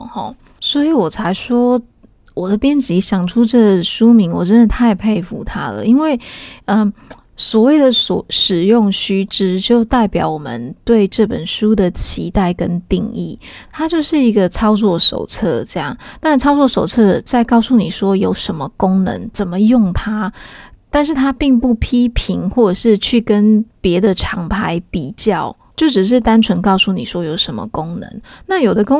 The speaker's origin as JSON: {"language": "Chinese", "country": "Taiwan", "tie": "born or raised there", "moved": "as an adult", "lives_now": "Australia", "said": "我从一个台湾土生土长、受教育的台客，到移民澳洲近二十个年头的澳客"}